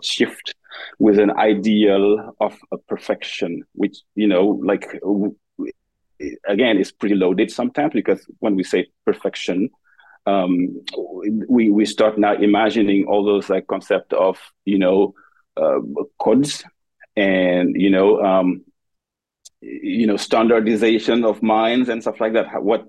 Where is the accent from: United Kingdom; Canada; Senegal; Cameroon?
Senegal; moved away as an adult; now in United States; I am an assistant professor in the Department of Dance. I am originally from Senegal, West Africa. And I made my way to the US 10 years ago.